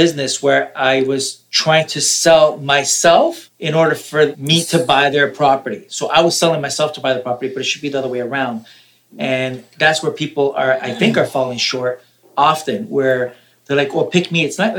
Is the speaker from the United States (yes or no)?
no; Canada; born there; also born or lived in Italy; I was born in Canada.